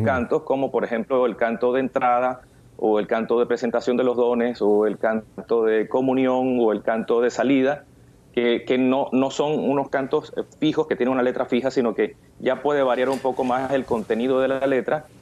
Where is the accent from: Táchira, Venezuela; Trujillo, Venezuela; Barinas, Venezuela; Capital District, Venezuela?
Barinas, Venezuela; moved away as an adult; now in Miami, United States; yo nací en Venezuela, en la ciudad de Barinas.